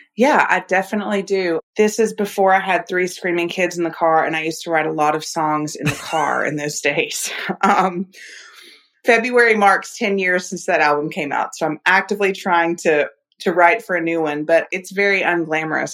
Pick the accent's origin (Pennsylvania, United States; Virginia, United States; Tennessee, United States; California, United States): Tennessee, United States; Nashville; moved away as an adult; also born or lived in Florida / Natchez, Mississippi; now in Montgomery, United States; my hometown. Where I grew up in Nashville was a very small town feel.